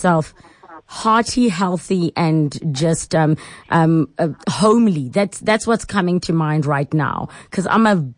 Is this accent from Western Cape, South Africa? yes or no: no; Pretoria, Gauteng, South Africa; this is a space that is in my hometown. One of my hometowns, because I'm a Tswana girl. It is on Steve Biko Street in Arcadia in Pretoria